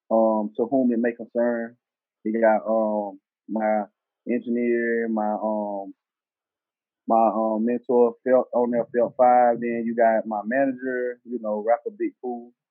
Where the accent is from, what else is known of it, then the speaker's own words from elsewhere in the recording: the South, United States; accent: southern; Uh, I'm from the South. My tone, my tone of voice, my rap voice or whatever they want to call it, my tone is southern, raw, you know.